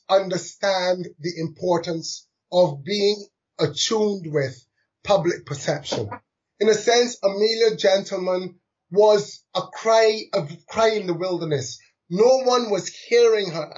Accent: London, United Kingdom; I was born in London to migrant parents, one from Barbados, one from India.

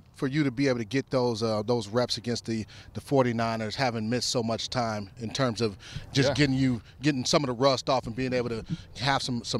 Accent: Cleveland, Ohio, United States; the Cleveland Browns, my hometown team.

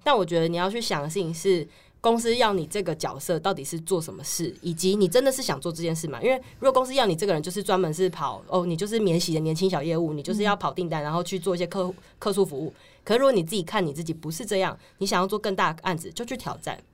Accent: Taichung, Taiwan; moved away; 我是嗯。台中人

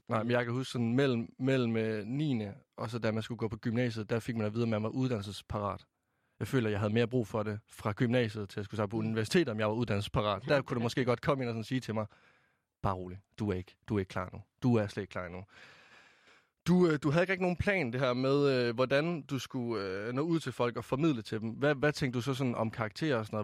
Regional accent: Varde, Southern Denmark, Denmark; moved away as an adult; nu kommer jeg fra Vestjylland af i Varde. Altså, jeg flyttede jo helt øst på.

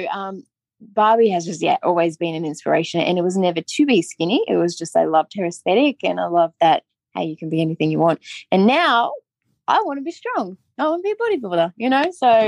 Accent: Australia; being like a plus size girl in the 90s growing up in Australia

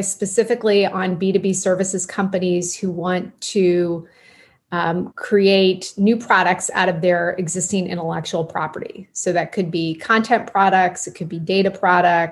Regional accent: Manhattan, Kansas, United States; moved away as an adult; also born or lived in Washington, D.C.; I grew up in Kansas in a town called Manhattan, Kansas

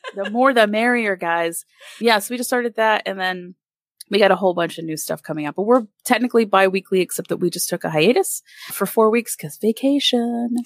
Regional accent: Allentown, Pennsylvania, United States; moved away; also born or lived in Winston-Salem, North Carolina; I'm from the Allentown, Bethlehem area of Pennsylvania, so out right outside Philly

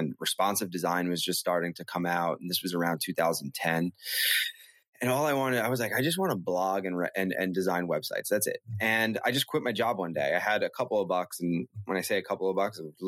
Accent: New York City, New York, United States; I actually grew up in Brooklyn, and I grew up on Avenue X

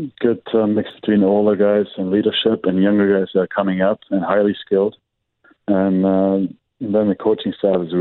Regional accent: Germany; moved away as an adult; growing up in Germany

